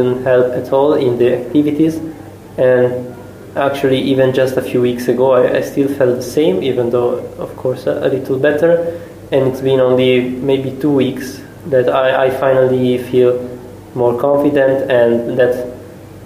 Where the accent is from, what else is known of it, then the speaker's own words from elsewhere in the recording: Italy; English is a second language; moved away as an adult; now in Szécsény, Hungary; I come from Italy